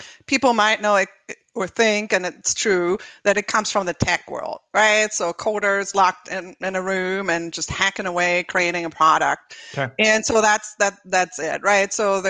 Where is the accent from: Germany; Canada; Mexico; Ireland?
Germany; English is a second language; now in Chicago, United States; you might hear from my slight accent that I'm not from the US originally. So I was born actually in Germany